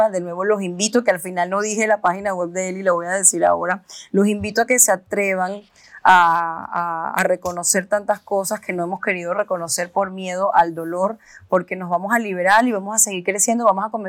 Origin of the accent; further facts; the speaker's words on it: Venezuela; moved away; como venirte de un país a otro, en mi caso que yo vine de Venezuela